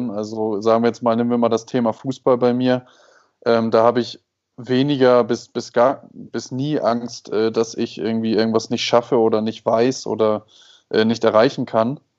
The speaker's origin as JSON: {"language": "German", "region": "Hamburg", "country": "Germany", "tie": "born or raised there", "moved": "yes", "lives_now": "Mexico", "said": "Moin, moin aus Mexiko. Herzliche Grüße nach Hamburg in meine Heimat"}